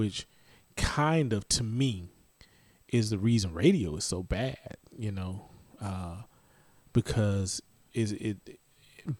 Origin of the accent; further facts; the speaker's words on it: the South, United States; us growing up in the South